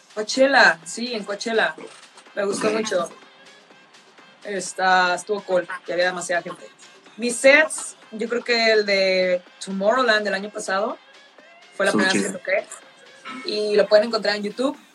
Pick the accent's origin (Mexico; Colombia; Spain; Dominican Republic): Mexico; northern Mexico; Soy del norte